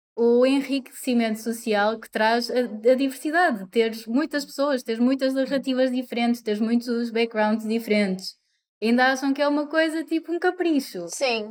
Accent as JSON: {"language": "Portuguese", "country": "Portugal", "tie": "born or raised there", "also_born_or_lived": "Coimbra", "moved": "as an adult", "lives_now": "Porto, Portugal", "said": "cresci em Oliveira das Meias, nasci em Coimbra"}